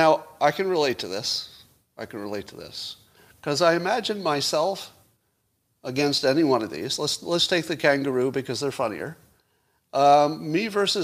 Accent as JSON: {"language": "English", "country": "United States"}